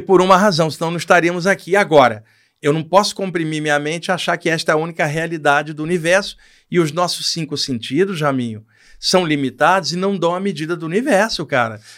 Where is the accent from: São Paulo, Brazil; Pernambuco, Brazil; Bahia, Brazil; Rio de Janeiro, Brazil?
Rio de Janeiro, Brazil; no Rio de Janeiro, onde eu cresci